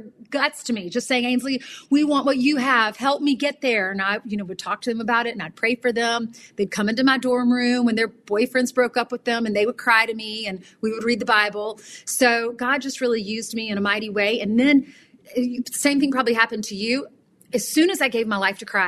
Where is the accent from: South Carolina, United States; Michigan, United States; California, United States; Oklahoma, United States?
South Carolina, United States; moved away as an adult; also born or lived in San Antonio, Texas; now in New York, United States; my hometown of South Carolina